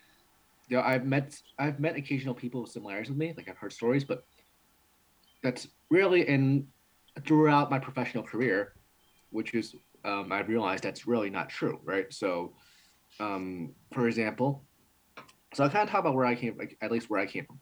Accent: New York City, New York, United States; first language Cantonese; English is a second language; I came here when I was five

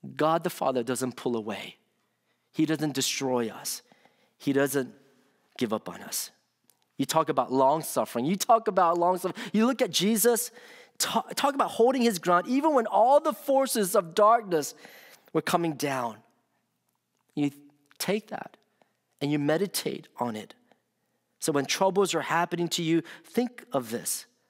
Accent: Washington, District of Columbia, United States; moved away; when I was growing up in the Washington, D C area.

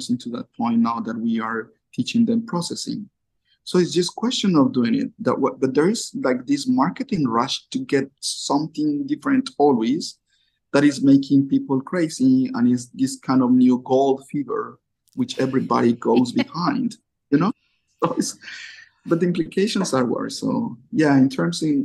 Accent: Colombia; now in Japan; I'm from Colombia

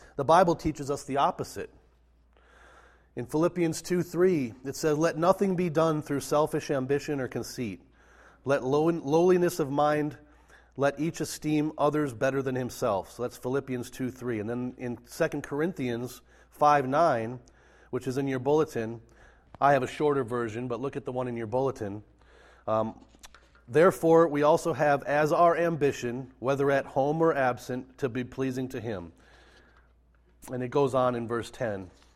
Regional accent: Minnesota, United States; I grew up in Minnesota, raised in the Lutheran tradition

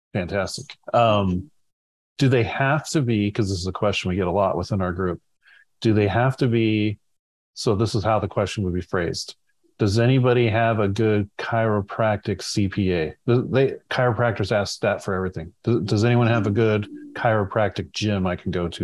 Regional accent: California, United States; I'm a Californian at heart

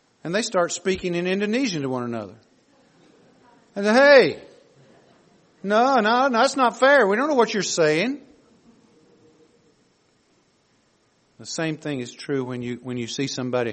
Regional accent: the South, United States; we grew up in the South

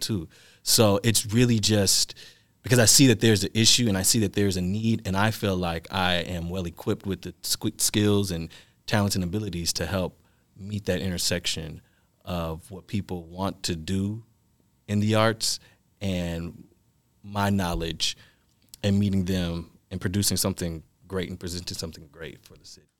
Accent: Milwaukee, Wisconsin, United States; I am born and raised in Milwaukee

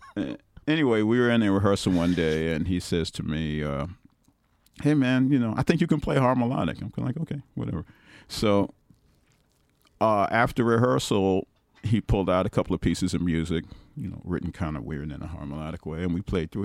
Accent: New York City, New York, United States; also born or lived in South Bronx; I'm still from Brooklyn

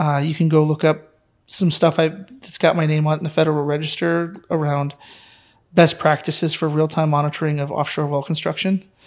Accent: near Detroit, Michigan, United States; moved away; also born or lived in Texas; growing up near Detroit

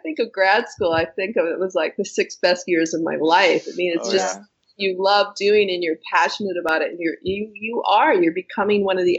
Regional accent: New England, United States; New England. Okay. New England.

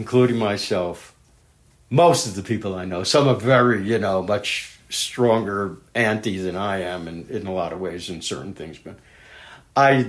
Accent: New York City, New York, United States; moved away; I'm from Brooklyn

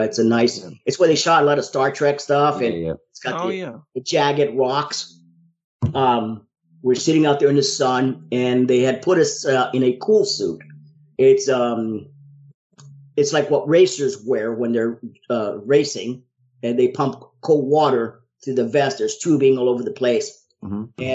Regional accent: New Orleans, Louisiana, United States; I was from New Orleans

